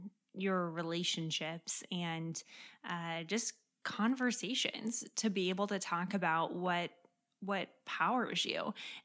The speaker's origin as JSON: {"language": "English", "region": "California", "country": "United States", "moved": "yes", "lives_now": "Washington, D.C., United States", "said": "being a Californian myself"}